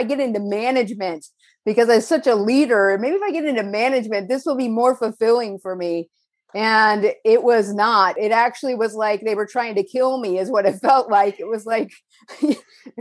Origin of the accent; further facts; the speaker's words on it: Northern California, United States; moved away as an adult; now in Costa Mesa, United States; I was born in Southern California, raised in Northern California, and then returned to Southern California